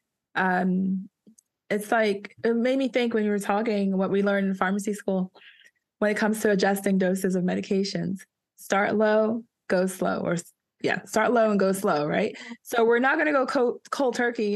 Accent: East Coast, United States; now in California, United States; I'm from the East Coast, guys. I call it soda, but I've heard people out here in California call it pop

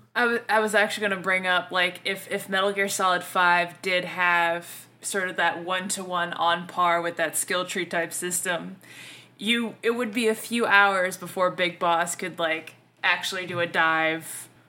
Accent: the South, United States; accent: Southern; I'm from the South. Like, I realize I fuck up shit with my accent

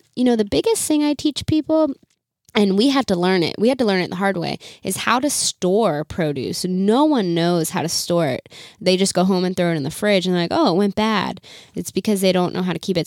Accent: Virginia, United States; moved away as an adult; also born or lived in Chicago; we're both from Virginia.

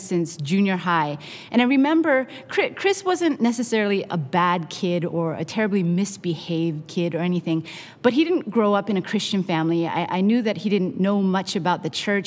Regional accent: Canada; now in Long Beach, United States; I am Canadian by birth, Korean by heritage, Mexican by marriage, and American by immigration

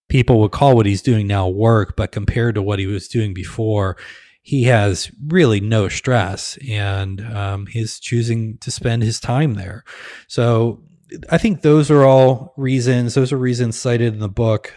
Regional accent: Midwest, United States; we're from the Midwest. We tend to be nice, pleasant, kind, simple folk

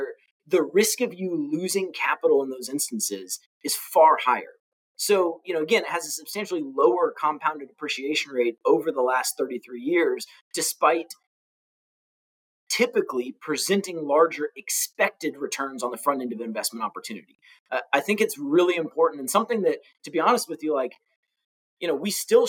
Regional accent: Orlando, Florida, United States; And again, I grew up in Orlando. In my teens, I was in Orlando. I was an Army brat and then retired to where my family was from in Florida. I lived in Orlando.

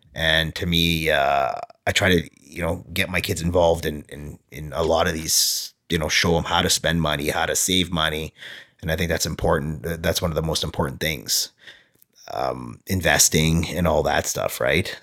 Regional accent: small town near Winnipeg, Manitoba, Canada; also born or lived in Moncton, New Brunswick; in grade five, sorry, moved back and grew up in a small town

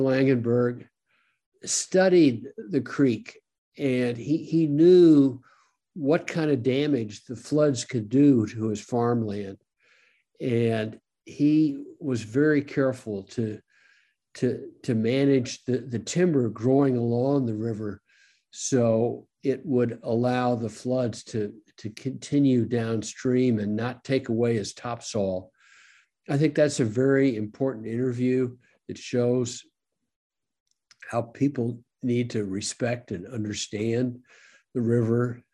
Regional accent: St. Louis, Missouri, United States; I grew up in St. Louis

